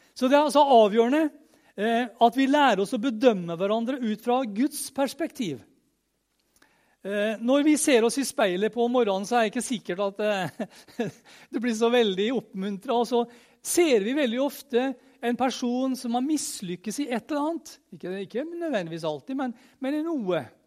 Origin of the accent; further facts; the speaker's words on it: Møre og Romsdal, Norway; jeg er romsdaling